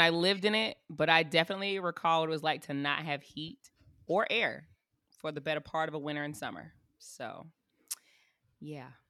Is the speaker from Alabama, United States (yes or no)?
no; South Carolina, United States; moved away as an adult; now in Tampa, United States; I'm from South Carolina. We're an inland little area for the most part